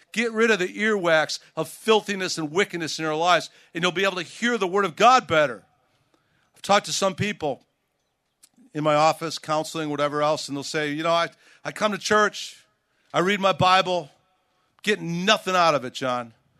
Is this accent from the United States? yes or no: yes; Chicago, Illinois, United States; I grew up in Chicago, and, uh, I grew up during the Michael Jordan years